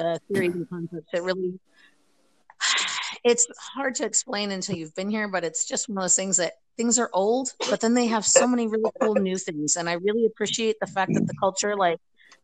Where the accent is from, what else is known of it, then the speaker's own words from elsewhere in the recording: Pennsylvania, United States; moved away as an adult; also born or lived in Tucson, Arizona / Virginia; now in Germany; I was born and raised in Pennsylvania.